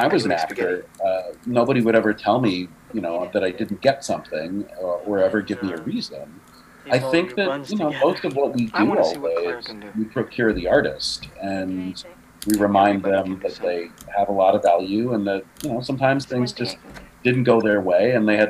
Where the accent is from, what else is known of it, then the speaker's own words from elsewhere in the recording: New Jersey, United States; also born or lived in Philadelphia, Pennsylvania; Well, I was born in Philadelphia. Did you know that? I was born in Philly. No. But I grew up in New Jersey.